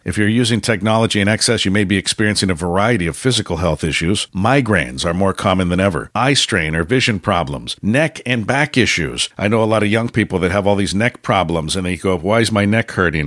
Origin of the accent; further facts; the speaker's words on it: San Francisco, California, United States; I grew up in San Francisco.